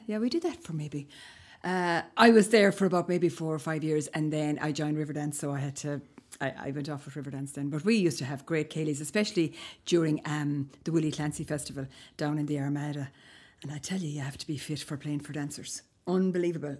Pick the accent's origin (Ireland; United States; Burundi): Ireland; Ballinakill, southeast Galway, Connacht; I'm from Ballinacale, which is southeast Galway, ten miles from Loch Ray, going towards Clare